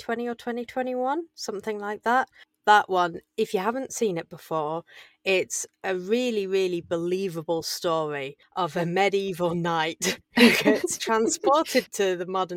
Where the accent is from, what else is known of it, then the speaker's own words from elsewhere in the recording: England, United Kingdom; I'm English